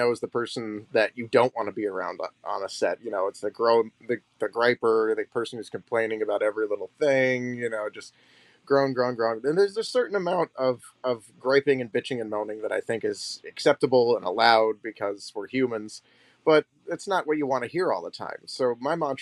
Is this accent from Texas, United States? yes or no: no; Detroit, Michigan, United States; I'm from Detroit, the Midwest, and I was born in the 80s. And so growing up in the 90s as a child, you know, I wanted to be an actor, but it's Hollywood, you know, and you're living in the thumb of Michigan